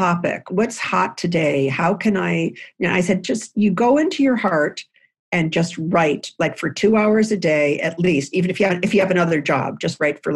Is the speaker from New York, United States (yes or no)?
yes; Lewiston, New York, United States; I grew up in a house in Lewiston, New York, which is on the Niagara River connecting to Canada